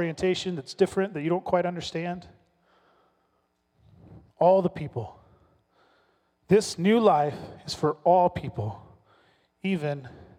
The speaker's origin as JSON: {"language": "English", "region": "the South", "country": "United States", "tie": "born or raised there", "said": "I told you, I grew up in the South."}